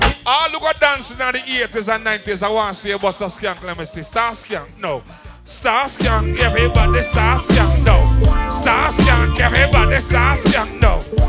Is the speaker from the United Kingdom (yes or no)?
no; Guyana; We come all the way from Guyana